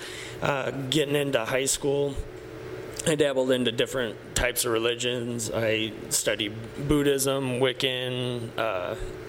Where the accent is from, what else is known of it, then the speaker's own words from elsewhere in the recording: Sioux City, Iowa, United States; I grew up in Sioux City